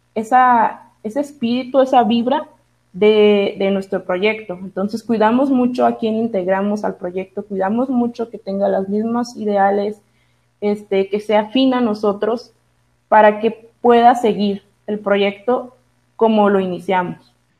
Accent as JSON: {"language": "Spanish", "town": "Tuxpan", "country": "Mexico", "tie": "born or raised there", "moved": "yes", "said": "yo soy originaria de Tuxpan, eh, entonces yo de ley viajaba cada semana a mi pueblo"}